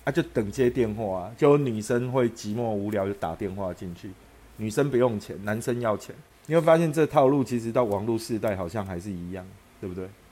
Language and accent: Chinese; Taipei, Taiwan; 我们小时候在台北的搭讪方式，通常是错落在上淡水啊、巴黎啊，然后或者是沙仑啊这些地方啦